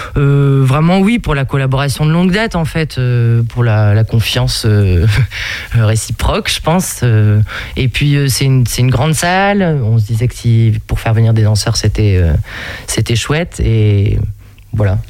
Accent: the Nord, Hauts-de-France, France; on vient du Nord toutes les deux

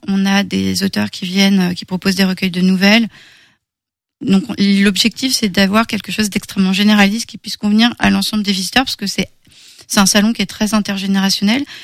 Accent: Bressart, Pays de la Loire, France; 10 km de mon petit village à moi. Euh, moi, je suis de Bressart.

